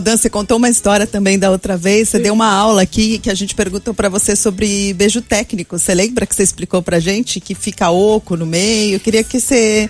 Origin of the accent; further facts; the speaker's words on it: Brazil; eu sou brasileira